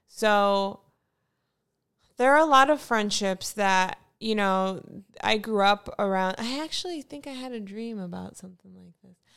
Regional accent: Fort Lauderdale, Florida, United States; moved away; I'm from Fort Lauderdale

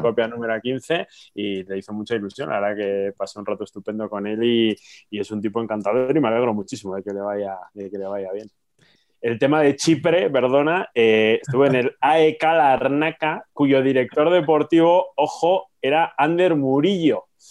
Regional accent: Santo Domingo de la Calzada, La Rioja, Spain; en Santo Domingo La Calzada, mi pueblo

